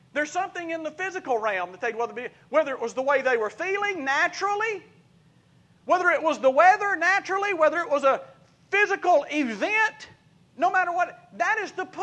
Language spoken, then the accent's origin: English; Laurel, Mississippi, United States; moved away; my hometown of Lausana, Mississippi